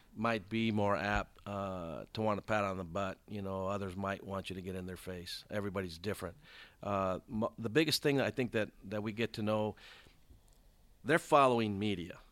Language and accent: English; Compton, California, United States; also born or lived in South Gate, California; I grew up in Compton, California.